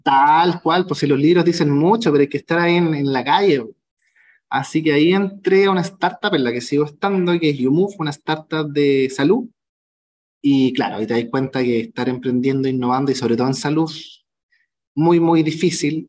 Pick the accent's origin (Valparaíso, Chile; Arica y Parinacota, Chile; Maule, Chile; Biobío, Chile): Biobío, Chile; Concepción; also born or lived in Santiago; soy de Conce